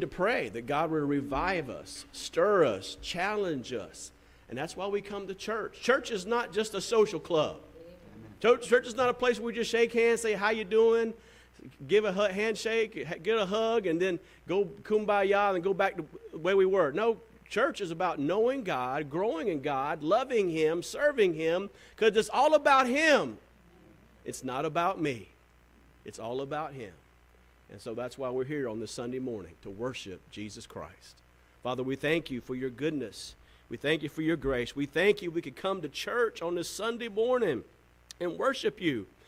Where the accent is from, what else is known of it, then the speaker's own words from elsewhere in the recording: the South, United States; I'm from the South